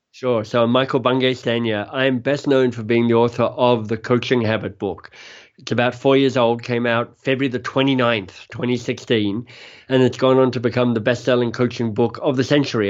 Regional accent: Australia; moved away as an adult; also born or lived in Oxford, United Kingdom / London, United Kingdom / Boston, United States; now in Toronto, Canada; I'm Australian, left Australia, was a Rhodes Scholar, ended up at Oxford

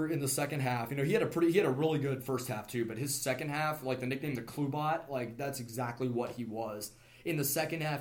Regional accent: Kansas City, United States; I'm from Kansas City. I lived there. That was my senior year of high school

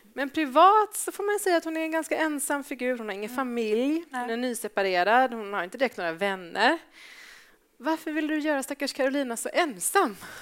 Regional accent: Gothenburg, Västra Götaland, Sweden; jag är från Göteborg

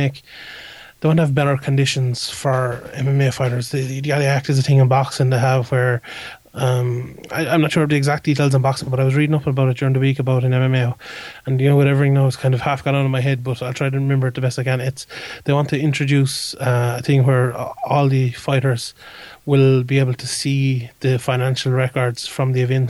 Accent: Ireland; we're an Irish side

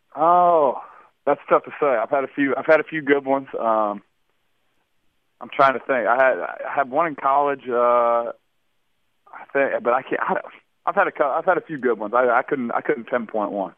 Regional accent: Indianapolis, Indiana, United States; I'm just lucky to be back in my hometown. I'm from Indianapolis originally

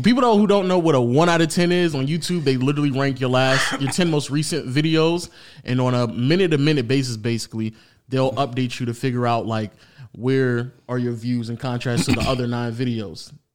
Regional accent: Atlanta, Georgia, United States; I grew up in Atlanta my entire life

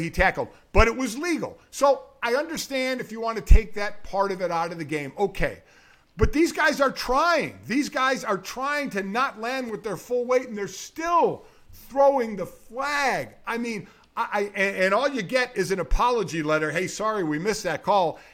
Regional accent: Cleveland, Ohio, United States; moved away; also born or lived in South Bend, Indiana; I'm from Cleveland

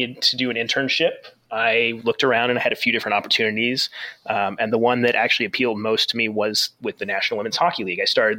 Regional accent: Phoenix, Arizona, United States; So I grew up in Phoenix, Arizona, which is not exactly, I mean, now it's more of a hockey town, but it certainly wasn't when I was a kid.

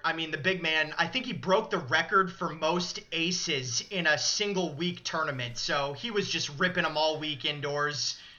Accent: Chicago, Illinois, United States; moved away; I was born in Chicago.

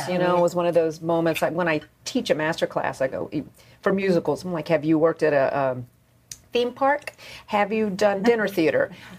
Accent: North Carolina, United States

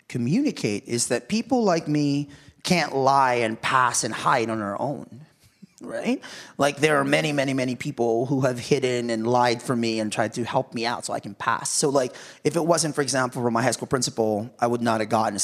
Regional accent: Philippines; everybody thought it was Mexican, and I'm Filipino, but you know … because of Spanish colonialism.

